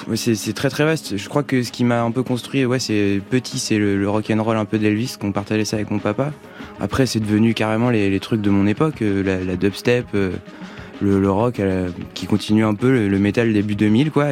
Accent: Tours, Centre-Val de Loire, France; chez nous, donc je, le dis, on vient de Tours

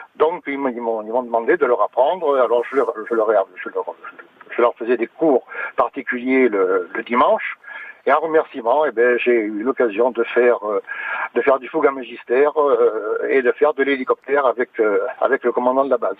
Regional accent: France; also born or lived in Clermont-Ferrand; j'étais d'Auvergne-Limousin

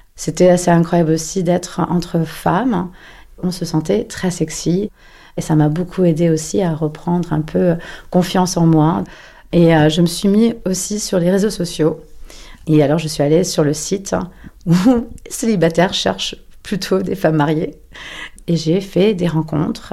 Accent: Paris, Île-de-France, France; moved away; also born or lived in New York; j'ai 44 ans et je suis parisienne.

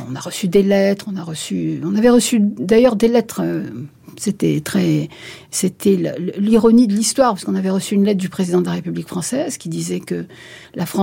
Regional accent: Béjaïa, Béjaïa Province, Algeria; Je suis née à Bougie, à 200 km de, à l'est d'Alger, une très très jolie ville au bord de l'eau, magnifique

